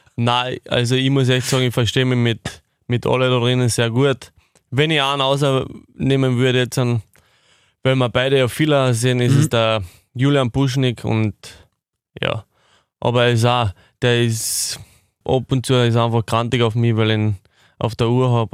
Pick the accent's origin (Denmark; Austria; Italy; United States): Austria; Irschen, Carinthia; Das ist das Dorf, wo ich aufgewachsen bin